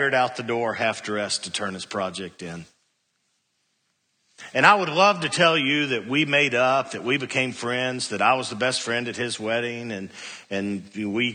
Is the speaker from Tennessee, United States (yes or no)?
yes; Cookeville, Tennessee, United States; I was a freshman from Cookville